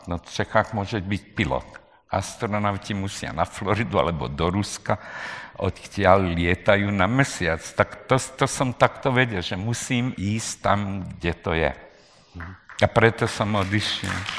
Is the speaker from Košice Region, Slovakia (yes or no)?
no; Nové Zámky, Nitra Region, Slovakia; moved away as an adult; ja říkam nové zámky